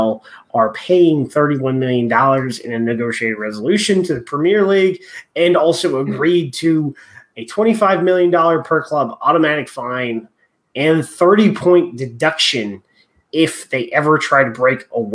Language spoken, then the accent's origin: English; Southern California, United States; growing up in Southern California